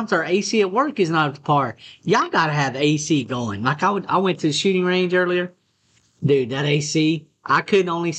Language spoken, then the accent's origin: English; West Texas, United States; growing up in West Texas